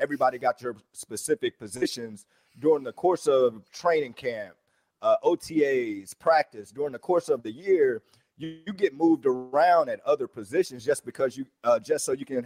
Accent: Alabama, United States; I'm from Alabama

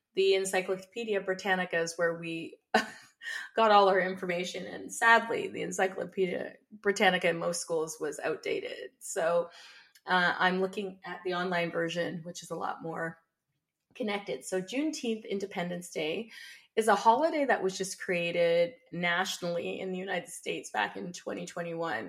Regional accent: Windsor, Ontario, Canada; I was born and raised in Canada, uh, here on Turtle Island, and I've been residing here for uh, all of my 52 years on the planet. And so I currently live in Windsor, Essex County

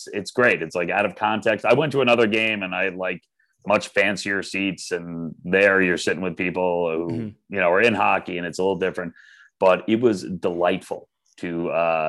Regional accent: Long Island, New York, United States; a fellow Long Islander

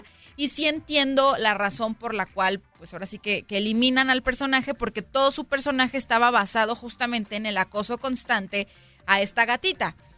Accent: Mexico; soy mexicana

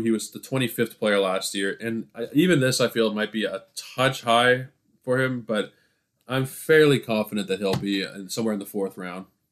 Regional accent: Toronto, Ontario, Canada; I'm from Toronto

